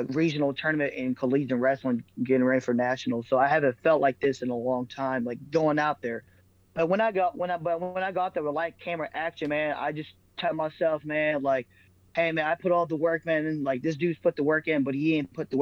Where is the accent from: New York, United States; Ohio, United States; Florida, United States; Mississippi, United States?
Ohio, United States; Middletown; getting that win in front of my hometown people, bro, because Middletown to Dayton, Ohio, it's not that far